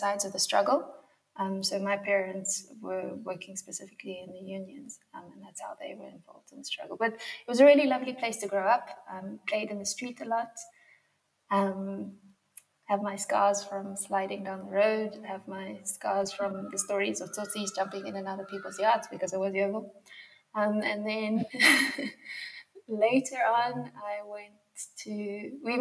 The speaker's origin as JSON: {"language": "English", "area": "Yeoville", "region": "Gauteng", "country": "South Africa", "tie": "born or raised there", "said": "I did a lot of my growing up in Yeovil."}